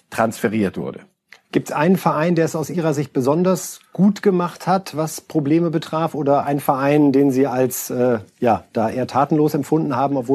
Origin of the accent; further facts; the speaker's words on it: Bremen, Germany; ich bin in Bremen groß geworden. Eine wunderbare Stadt.